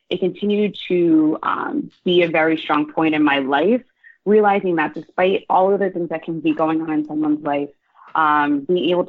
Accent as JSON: {"language": "English", "region": "New Jersey", "country": "United States", "tie": "born or raised there", "said": "I am a born and raised Jersey girl, very proud to be from New Jersey"}